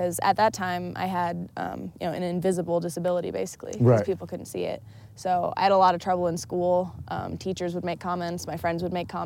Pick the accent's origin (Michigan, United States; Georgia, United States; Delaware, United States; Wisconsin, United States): Michigan, United States; I grew up in Michigan